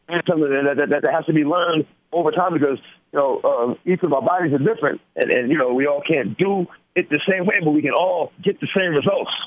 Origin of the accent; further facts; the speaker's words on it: New York, United States; I'm a New Yorker